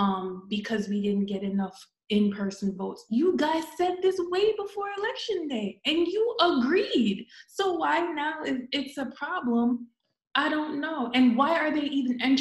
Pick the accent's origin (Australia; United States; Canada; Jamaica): Jamaica; that's what makes us so unique as a country, as a Jamaican